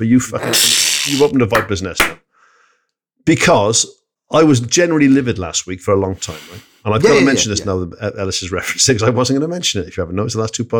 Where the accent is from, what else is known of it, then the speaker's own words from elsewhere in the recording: Barry, Wales, United Kingdom; because I was a working class kid who called a cunt a cunt, and I was from Barry.